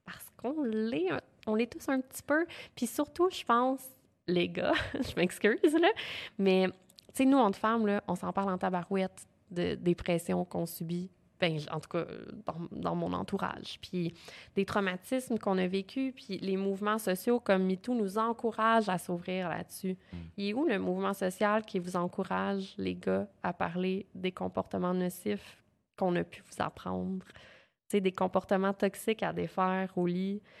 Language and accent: French; Quebec, Canada; accent: Quebec French; Avec mon gros accent québécois.